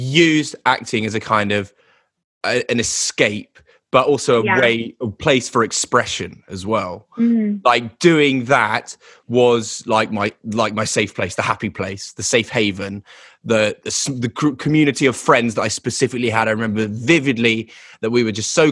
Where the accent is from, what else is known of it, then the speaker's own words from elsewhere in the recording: the home counties of England, South East England, United Kingdom; also born or lived in London; I was born in London and raised in kind of the home counties of England